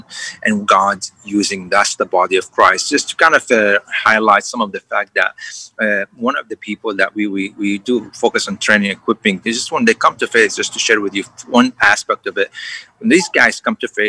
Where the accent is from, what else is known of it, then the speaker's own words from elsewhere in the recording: Syria; now in Houston, United States; I grew up in Syria